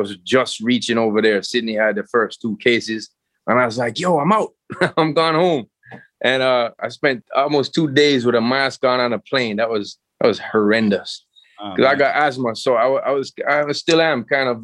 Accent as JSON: {"language": "English", "country": "Jamaica", "said": "out here in Jamaica"}